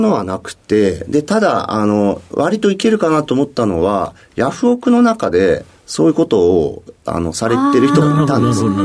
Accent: Mito, Ibaraki, Japan; 茨城県水戸市になります。

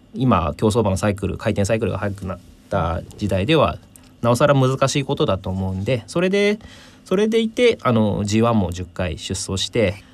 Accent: Maebashi, Gunma, Japan; 地元群馬県であの前橋市なんですが

